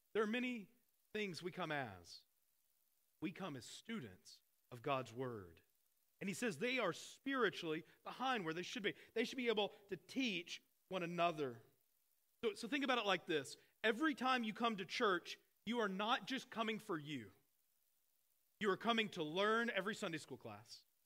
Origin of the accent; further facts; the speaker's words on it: Arkansas, United States; I grew up in Arkansas